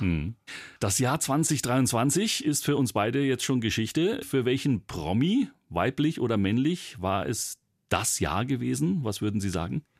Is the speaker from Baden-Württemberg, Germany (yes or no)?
no; Bavaria, Germany; wie man bei uns in Bayern sagt